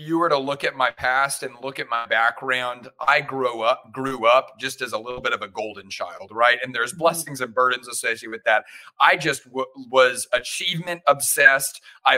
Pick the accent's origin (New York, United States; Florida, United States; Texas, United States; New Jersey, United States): Texas, United States; Houston; also born or lived in Austin, Texas; I grew up in the great nation of Texas. I grew up in Houston, went to school in Austin